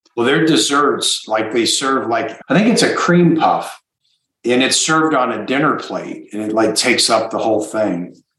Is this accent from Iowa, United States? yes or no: yes; Iowa, United States; moved away; I'm from Iowa originally